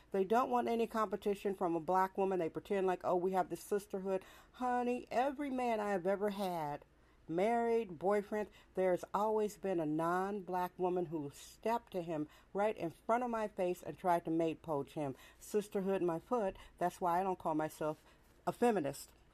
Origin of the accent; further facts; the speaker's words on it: San Francisco, California, United States; also born or lived in Milwaukee, Wisconsin; was born in Milwaukee, Wisconsin, but I was raised in San Francisco and became a woman in San Francisco